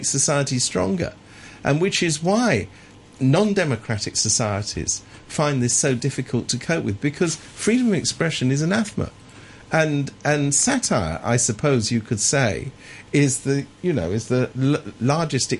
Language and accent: English; England, United Kingdom; I was brought up in England